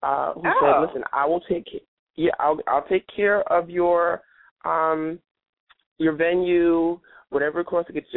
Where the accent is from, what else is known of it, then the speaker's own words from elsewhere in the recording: New York City, New York, United States; moved away; my hometown, which is New York City.